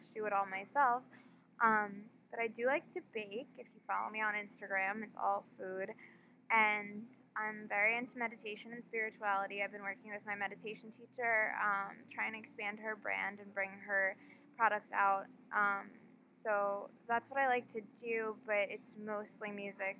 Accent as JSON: {"language": "English", "town": "Glen Cove", "region": "New York", "country": "United States", "tie": "born or raised there", "said": "I grew up in Glen Cove, and I moved to the city for school freshman year of college"}